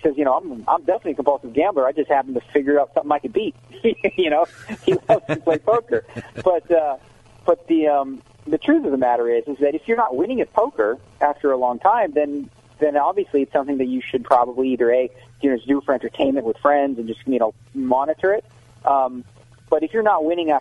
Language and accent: English; Canada; now in United States; I'm Canadian